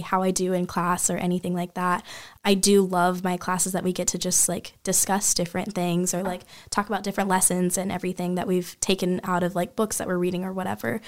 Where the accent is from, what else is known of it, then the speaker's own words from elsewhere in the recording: Kansas City, Missouri, United States; I'm from Kansas City, Missouri originally. Um, Missouri, not Kansas.